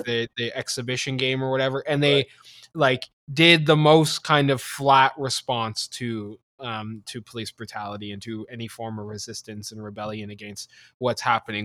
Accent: Canada; as a Canadian

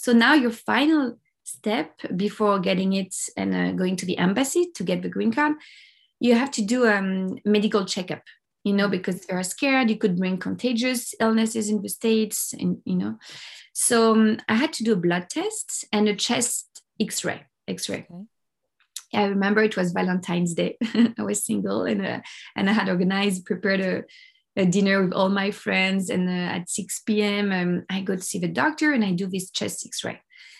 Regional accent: Paris, Île-de-France, France; English is a second language; moved away as an adult; now in Los Angeles, United States; Yeah, I'm French. I'm from Paris. I have Italian origins, but I was born in Paris and raised in Paris.

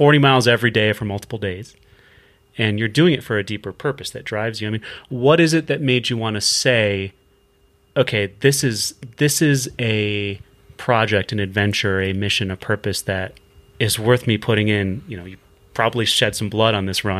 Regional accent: East Coast, United States; I'm from the East Coast.

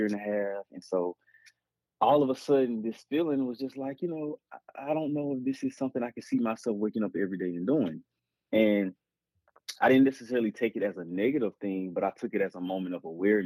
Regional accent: Tuscaloosa, Alabama, United States; now in Huntsville, United States; originally I am from Tuscaloosa, Alabama

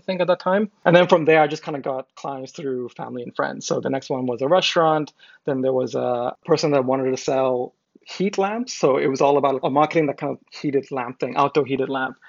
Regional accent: Macau; moved away as an adult; also born or lived in India / United States; I'm from India originally, but I grew up in Macau. I lived there for more than 20 years.

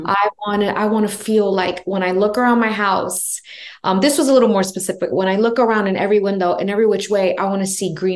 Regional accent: New York, United States; I'm from New York.

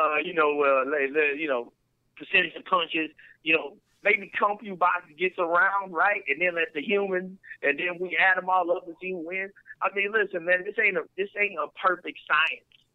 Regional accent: Houston, Texas, United States; also born or lived in Missouri City, Texas; I'm from Sunnyside, but I went to Hunter's Glen Elementary, too

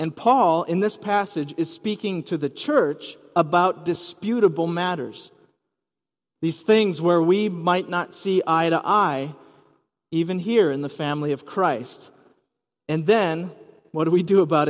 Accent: Rice Lake, Wisconsin, United States; moved away as an adult; also born or lived in West Coast / overseas / Minnesota; now in Twin Cities, United States; I grew up in Wisconsin, then moved to the West Coast, lived overseas for a few years, boomeranged back here to the Twin Cities, and settled in Minnesota

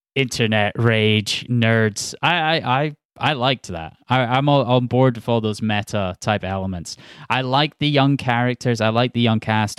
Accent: Scotland, United Kingdom; also born or lived in Glasgow / Edinburgh; I grew up in Scotland.

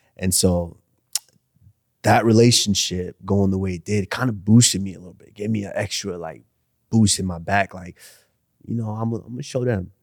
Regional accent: Arlington, Texas, United States; moved away as an adult; also born or lived in Nigeria / Iowa; I come from Arlington

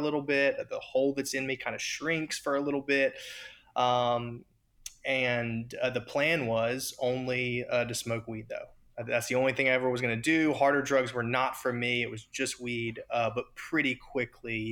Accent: Raleigh, North Carolina, United States; I'm originally from Raleigh, North Carolina

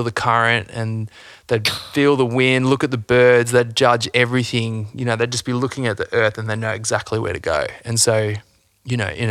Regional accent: Coomera, Queensland, Australia; also born or lived in Byron Bay; I actually grew up like south of Brisbane, so north Gold Coast, you know, Coomera.

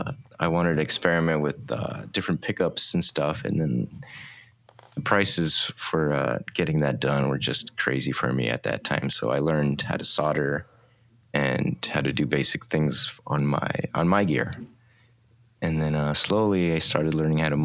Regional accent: Oxnard, California, United States; moved away as an adult; now in Long Beach, United States; I grew up in Oxnard

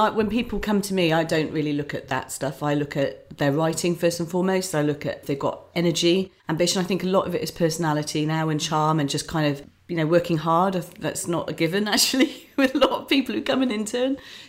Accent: Islington, London, United Kingdom; now in Buckinghamshire, United Kingdom; I came from Islington, came to rural Buckinghamshire with 3 children and really didn't know where to go, what to do.

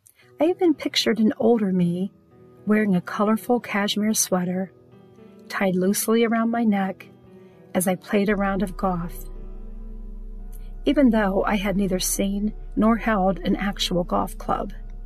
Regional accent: Richland County, Ohio, United States; born or raised there

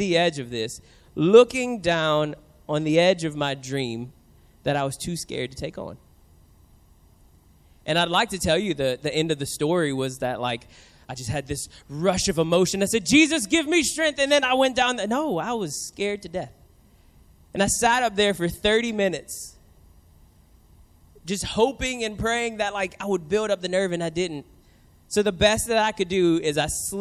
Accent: New Orleans, Louisiana, United States; now in San Diego, United States; I grew up in New Orleans

